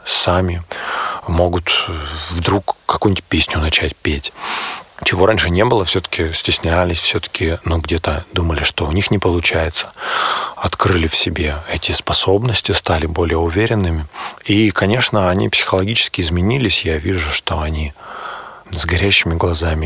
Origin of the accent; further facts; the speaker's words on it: Barnaul, Altai Krai, Russia; now in Moscow, Russia; в Барнауле. Это мой родной город. Я сам живу, работаю, учусь в Москве